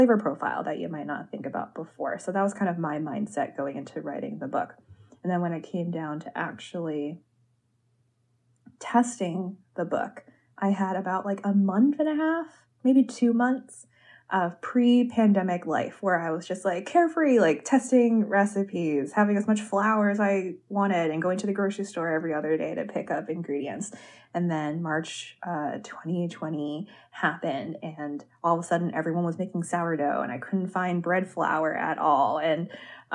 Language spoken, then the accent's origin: English; Cleveland, Ohio, United States; moved away; I grew up in Cleveland, Ohio